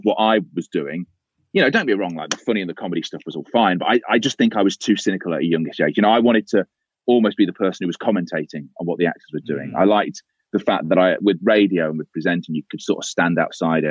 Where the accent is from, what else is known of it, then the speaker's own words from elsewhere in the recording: Leicester, East Midlands, United Kingdom; I grew up in Leicester